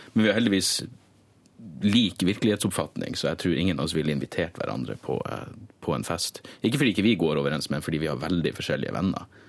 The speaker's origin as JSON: {"language": "Norwegian", "town": "Narvik", "region": "Nordland", "country": "Norway", "moved": "yes", "lives_now": "Manglerud, Oslo, Norway", "said": "jeg kommer fra Narvik"}